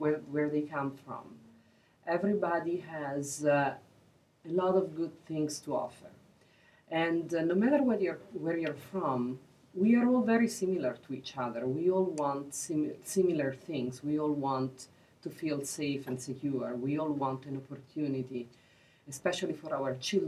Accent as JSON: {"language": "English", "country": "Italy", "also_born_or_lived": "Peru", "second_language": "English", "moved": "as an adult", "lives_now": "United States", "said": "I'm an immigrant myself. I am originally from Italy, and then I graduated from university. I worked a few years in Italy, and then I moved to Peru"}